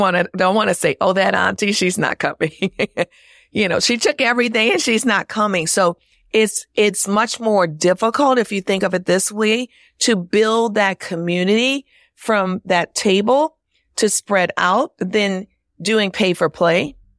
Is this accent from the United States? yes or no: yes; New Orleans, Louisiana, United States; moved away; also born or lived in Chicago; my hometown of New Orleans